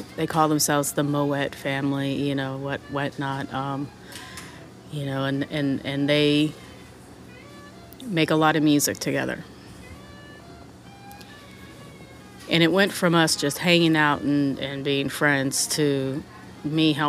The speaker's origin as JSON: {"language": "English", "region": "California", "country": "United States", "tie": "born or raised there", "said": "Growing up in California, we had a lot of different variety of music"}